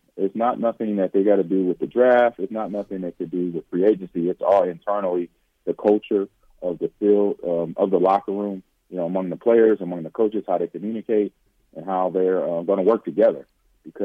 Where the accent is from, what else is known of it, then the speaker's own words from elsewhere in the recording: Los Angeles, California, United States; also born or lived in Nebraska; now in Wisconsin, United States; I'm born and bred. You know, I was born in Nebraska. Didn't quite raise. It wasn't raised there. I kind of grew up in Los Angeles a little bit.